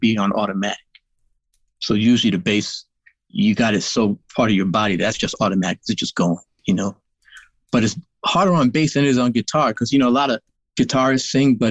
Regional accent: New York, United States; I'm from New York

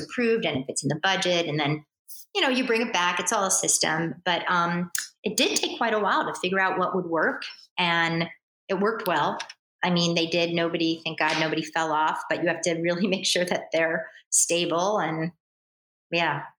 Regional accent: New York City, New York, United States; I'm a New Yorker

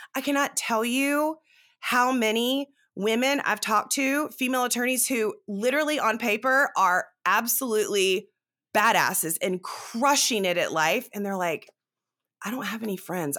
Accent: South Carolina, United States; also born or lived in Dallas, Texas; now in Texas, United States; I am from South Carolina

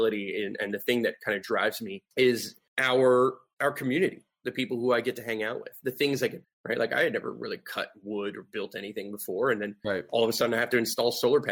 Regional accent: United States; I grew up in suburbia. I grew up in like white picket fence, like neighborhood, like, you know what I mean? Like I grew up in like the most normal, typical American dream style type of neighborhood.

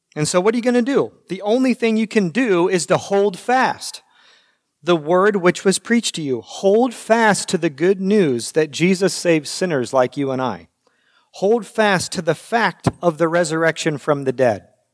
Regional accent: United States; as American Christians

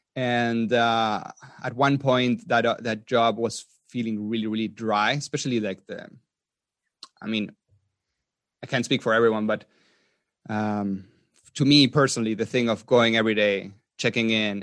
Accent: Patagonia, Argentina; moved away as an adult; also born or lived in Austria; I was, um, born in Argentina. in South America. And I grew up mainly in Patagonia

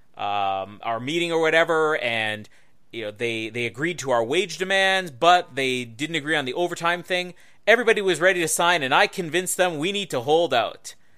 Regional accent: Winnipeg, Manitoba, Canada; Winnipeg, my hometown

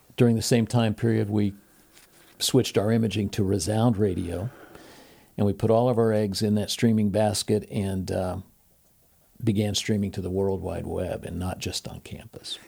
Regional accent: Portsmouth, Ohio, United States; I'm originally from Portsmouth, Ohio

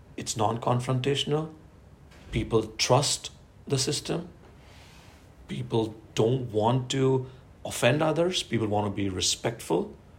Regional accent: Ahmedabad, Gujarat, India; moved away as an adult; now in Norway; I was born and brought up in Ahmedabad, uh, uh, uh, Gujarat is the state, the province on the western uh, side of uh, India.

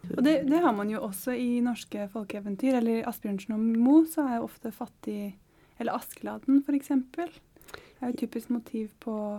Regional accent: Oslo, Norway; Jeg vokste faktisk opp i Sørkedalen.

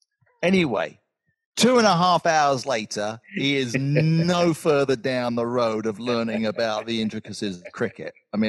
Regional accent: Georgia, United States; our Republican president, and I'm from Georgia, which is also Republican

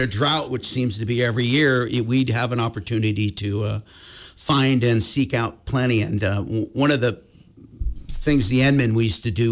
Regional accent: Sacramento, California, United States; now in Montana, United States; born and raised in Sacramento

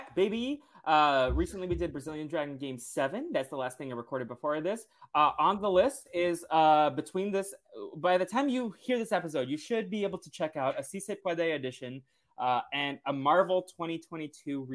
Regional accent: Boston, Massachusetts, United States; I'm from Boston

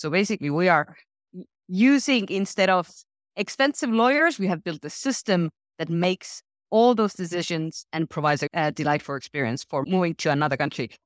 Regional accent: Estonia; I come from Estonia, which today is the most digital country in the world. When I was sixteen, it was a very different place.

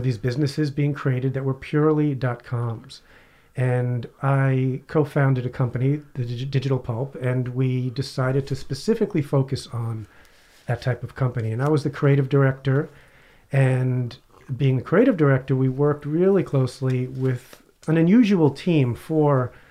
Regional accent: New York City, New York, United States; also born or lived in Long Island, New York; Brooklyn and then Long Island

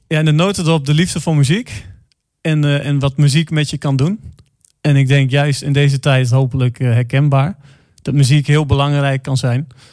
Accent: Enschede, Overijssel, Netherlands; moved away as an adult; now in Arnhem, Netherlands; ik kom uit Enschede. Eh, heb je ook 31 eh, jaar gewoond

